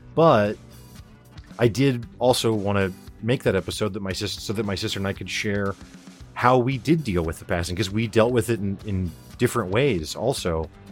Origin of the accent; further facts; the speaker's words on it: Springfield, Missouri, United States; I'm a guy from Springfield, Missouri that's never traveled